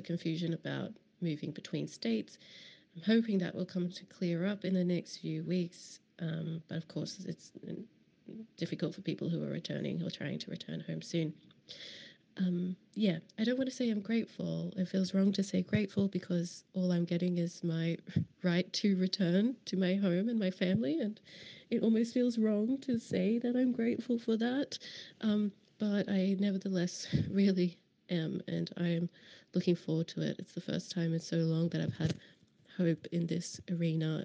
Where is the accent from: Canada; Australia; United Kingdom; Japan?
Australia; Queensland; now in Berlin, Germany; as a Queenslander